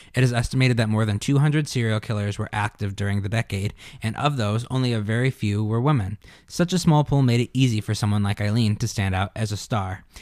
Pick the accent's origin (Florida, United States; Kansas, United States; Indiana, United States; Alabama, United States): Indiana, United States; Gary; we're both from Gary, Indiana